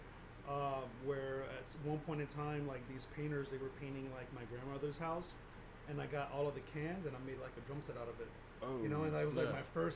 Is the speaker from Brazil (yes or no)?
yes; Brazil; moved away as an adult; also born or lived in Houston, United States; I was born in Houston, but I was raised in Brazil since I was 4 and kept going back and forth. But I ended up finishing high school in Brazil.